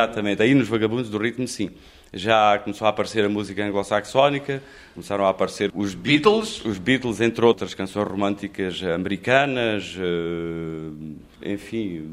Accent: Redondo, Alentejo, Portugal; now in Lisbon, Portugal; Venho, claro, venho do Alentejo

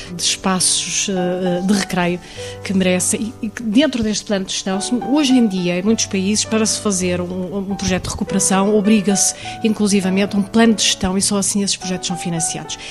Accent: Portugal; o nosso país

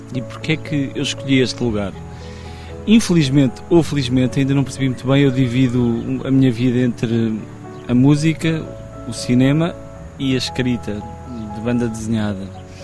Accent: Tondela, Viseu, Portugal; eu tenho lá uma casa ao pé, onde cresci, passei lá muitas férias

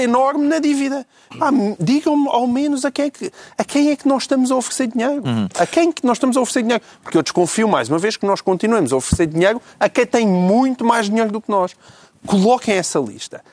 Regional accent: Portugal; como português

